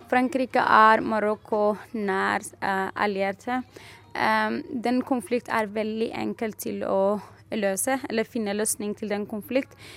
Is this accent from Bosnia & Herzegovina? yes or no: no; Western Sahara; Norwegian is a second language; also born or lived in Algeria; Jeg, jeg, sier at jeg er fra Vest-Sahara, men jeg har aldri vært i mitt eget land.